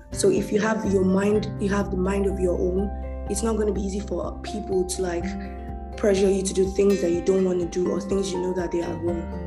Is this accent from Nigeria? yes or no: yes; Nigeria; I'm Nigerian